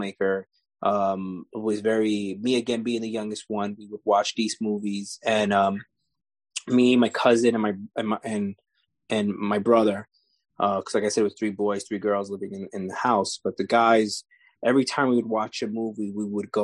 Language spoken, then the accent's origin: English; New York City, New York, United States; I grew up in New York City, out here in Lower East Side, Manhattan